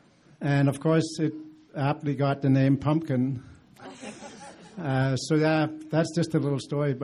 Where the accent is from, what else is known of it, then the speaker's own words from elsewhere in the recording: Denmark; moved away; and I grew up in Denmark